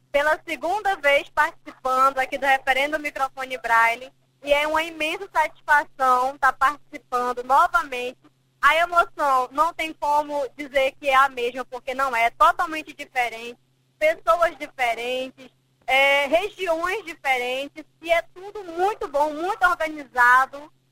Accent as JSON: {"language": "Portuguese", "town": "Maceió", "region": "Alagoas", "country": "Brazil", "said": "É, eu sou de Alagoas. Maceió, Alagoas."}